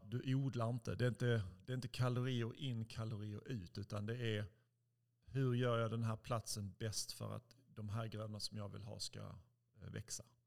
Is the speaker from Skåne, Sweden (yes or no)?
yes; Helsingborg, Skåne, Sweden; moved away as an adult; jag växte upp i Helsingborg. Jag är 45 nu, lämnade Helsingborg när jag var 19